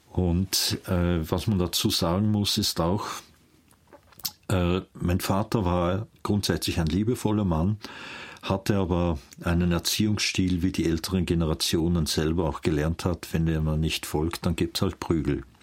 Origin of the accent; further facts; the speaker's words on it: Vienna, Austria; Aufgrund meiner Sprache merken Sie, dass ich keinen Schweizer Akzent habe, sondern ich bin in Wien geboren. Und ich bin ein Wiener, meine Eltern sind auch Wiener.